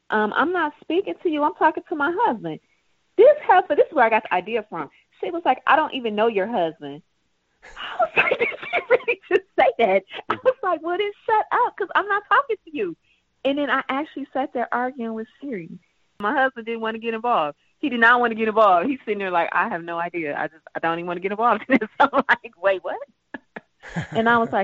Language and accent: English; Hamtramck, Michigan, United States; also born or lived in Rochester Hills, Michigan; I grew up in Hamtramck, Michigan, and then Rochester Hills.